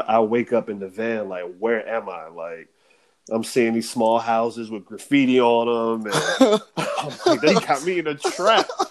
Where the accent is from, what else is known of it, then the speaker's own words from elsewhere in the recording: United States; moved away as an adult; as an American